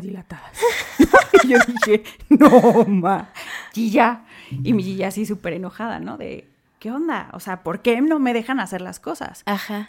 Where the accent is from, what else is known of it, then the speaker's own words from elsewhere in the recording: Mexico; como buen mexicano